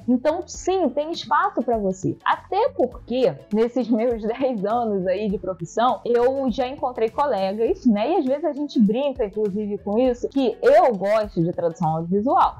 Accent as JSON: {"language": "Portuguese", "country": "Brazil", "first_language": "Portuguese", "said": "a língua portuguesa, que é a minha língua materna, né, gente? Eu sou brasileira, eu falo português"}